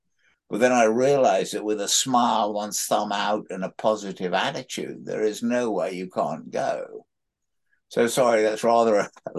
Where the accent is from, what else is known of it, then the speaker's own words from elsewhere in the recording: Sudan; also born or lived in Egypt; But I was brought up in the Sudan and in Egypt and sort of keeping pet scorpions and taking paddle steamers down the Nile.